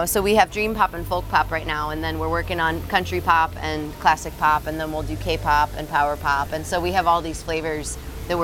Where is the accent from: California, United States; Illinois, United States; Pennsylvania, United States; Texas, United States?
Illinois, United States; moved away as an adult; also born or lived in Iowa; now in Wisconsin, United States; I grew up in Illinois